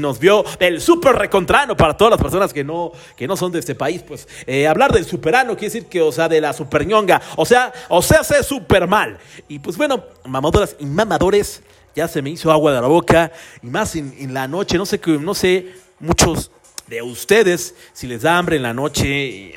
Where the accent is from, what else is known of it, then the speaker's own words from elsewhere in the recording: Mexico; los que somos aquí de México